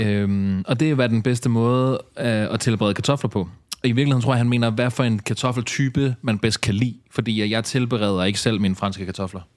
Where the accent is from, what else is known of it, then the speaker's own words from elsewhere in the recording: Ballerup, Capital Region of Denmark, Denmark; jeg er jo opvokset noget af min barndom i Ballerup